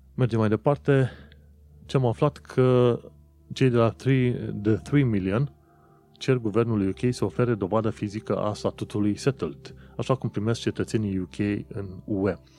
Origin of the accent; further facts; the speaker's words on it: Romania; now in United Kingdom; eu, ca român, să nu aplic pentru viză